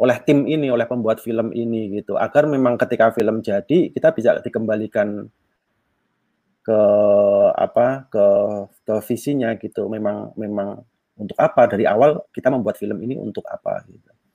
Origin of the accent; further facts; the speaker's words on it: Yogyakarta, Special Region of Yogyakarta, Indonesia; saya juga Jawa di Jogja